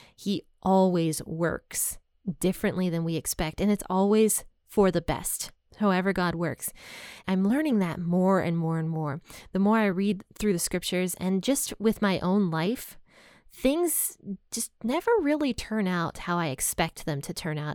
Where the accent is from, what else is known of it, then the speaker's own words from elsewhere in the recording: United States; I'm from America